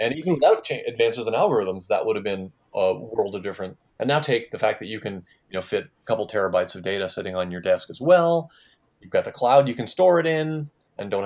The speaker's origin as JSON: {"language": "English", "region": "East Coast", "country": "United States", "tie": "born or raised there", "also_born_or_lived": "Santa Cruz, California", "moved": "as an adult", "said": "I grew up on the East Coast"}